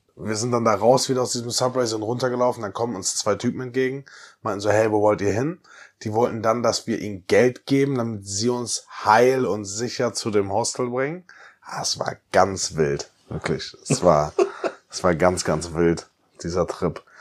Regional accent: Bietigheim-Bissingen, Baden-Württemberg, Germany; now in Cologne, Germany; Weil ich aus Bietigheim ein bisschen komme.

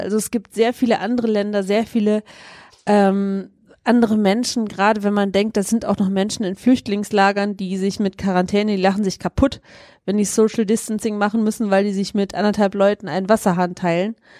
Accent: Germany; wir generell als Deutsche

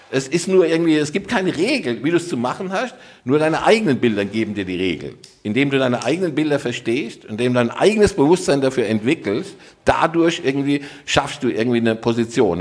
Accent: Rhineland-Palatinate, Germany; also born or lived in Dortmund; now in Cologne, Germany; ich bin Pfälzer, ja, also und äh, aber tatsächlich Wahlkölner

